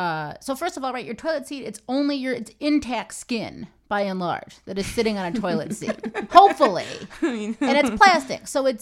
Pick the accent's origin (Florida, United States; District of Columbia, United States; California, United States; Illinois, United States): Illinois, United States; Chicago suburbs; growing up in the Chicago suburbs